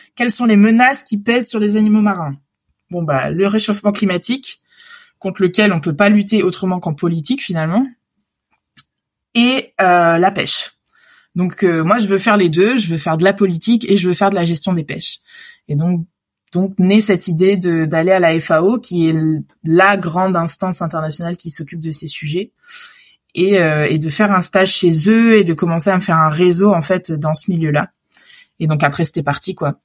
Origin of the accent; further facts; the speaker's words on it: Réunion; moved away as an adult; also born or lived in Lyon; j'ai grandi à La Réunion.